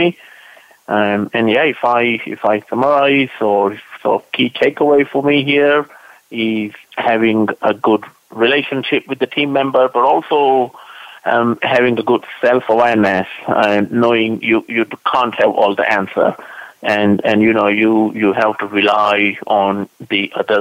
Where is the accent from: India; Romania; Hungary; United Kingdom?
United Kingdom; London; I'm not from Sweden. I'm from actually London